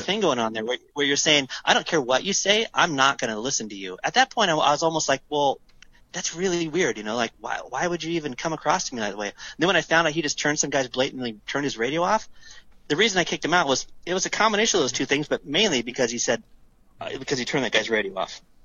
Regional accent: United States; I'm an American

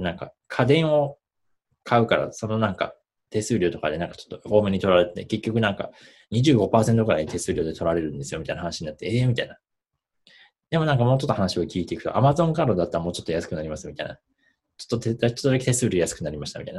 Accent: Gifu, Japan; 岐阜県出身で、今も岐阜県にいますと。

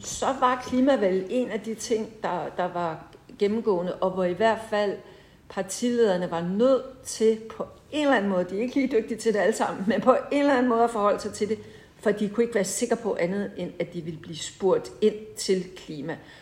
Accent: Holbæk, Zealand, Denmark; born or raised there

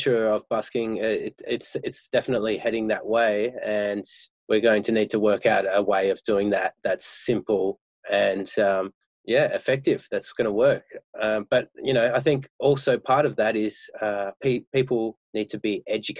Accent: Perth, Western Australia, Australia; now in Melbourne, Australia; I'm originally from Perth

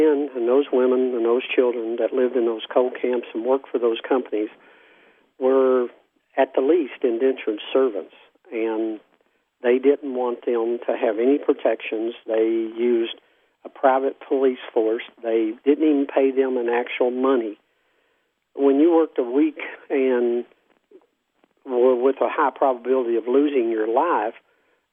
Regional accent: Mingo County, West Virginia, United States; also born or lived in Logan, West Virginia; now in Prichard, United States; I was born in Mingo County.

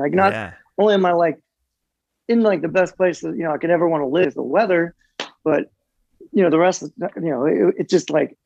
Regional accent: Ohio, United States; moved away as an adult; also born or lived in San Diego; growing up in Ohio

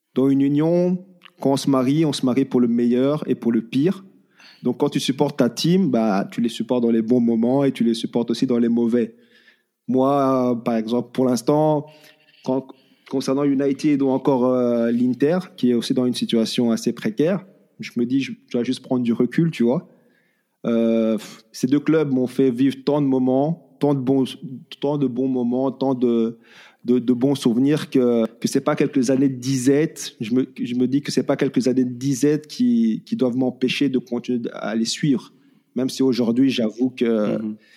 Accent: Belgium; En tant que Belge

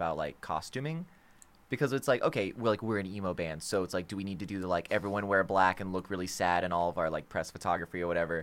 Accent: Florida, United States; we're from Florida

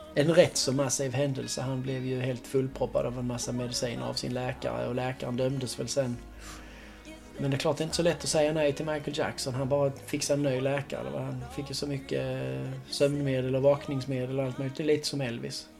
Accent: Sweden; som svensk

